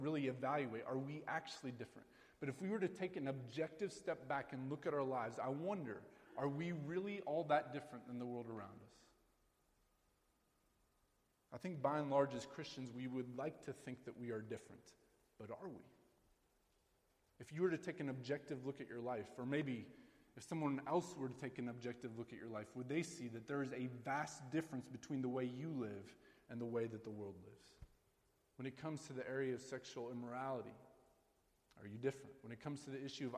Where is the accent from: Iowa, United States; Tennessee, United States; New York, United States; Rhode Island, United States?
Iowa, United States; I grew up in a small town in rural Iowa. And when I say a small town, I mean small, all right? 5,000 people, Sheraton, Iowa